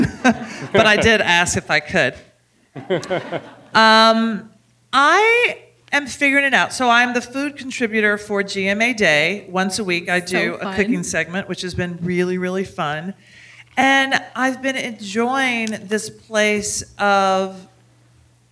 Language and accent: English; Nashville, Tennessee, United States; growing up in the Southeast, I grew up in Nashville, Tennessee.